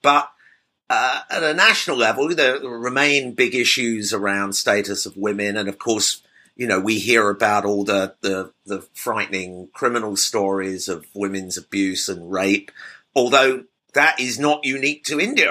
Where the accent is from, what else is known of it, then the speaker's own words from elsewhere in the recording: United Kingdom; as a Brit